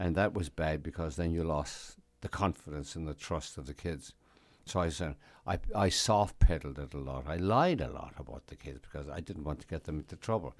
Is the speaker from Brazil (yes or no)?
no; Ireland; moved away as an adult; also born or lived in United States; now in New York, United States; I'd been born in America, but I was raised in Ireland